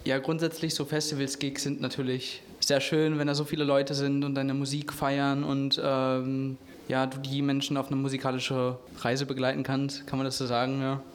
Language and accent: German; Herne, North Rhine-Westphalia, Germany; also born or lived in Munich; ich bin in Wanne-Eickel aufgewachsen. Ich habe meine Jugend, meine Kindheit dort verbracht